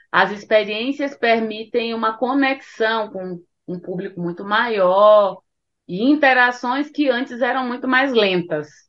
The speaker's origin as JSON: {"language": "Portuguese", "region": "Northeast Region", "country": "Brazil", "said": "Porque eu sou nordestina e na minha casa músicas brasileiras sempre fizeram parte, principalmente músicas nordestinas."}